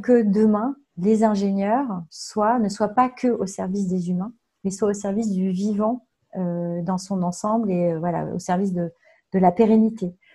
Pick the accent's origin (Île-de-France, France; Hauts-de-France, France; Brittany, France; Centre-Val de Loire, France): Centre-Val de Loire, France; Tours; also born or lived in Nanterre; now in Langeais, France; j'ai grandi à Tours